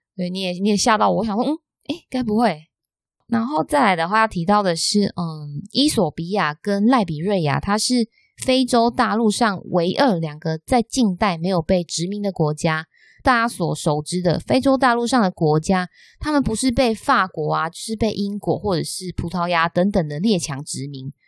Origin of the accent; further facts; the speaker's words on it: Taiwan; 我们台湾人